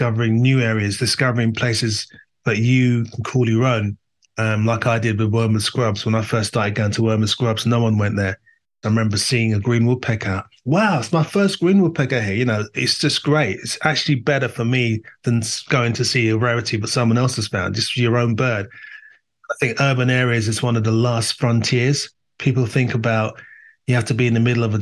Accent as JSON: {"language": "English", "region": "London", "country": "United Kingdom", "tie": "born or raised there", "said": "I was born in Northwest London in an area that, you know, had immigrants"}